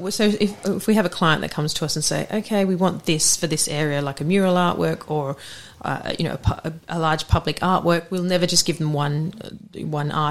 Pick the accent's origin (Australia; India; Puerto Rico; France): Australia; now in England; Oh yeah, it was such a great uni, and I turned up as this Australian. Everyone used to pay me out.